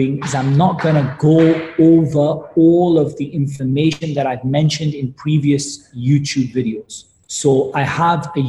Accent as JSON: {"language": "English", "town": "Newcastle upon Tyne", "region": "North East England", "country": "United Kingdom", "tie": "born or raised there", "said": "I was born in Newcastle in the UK"}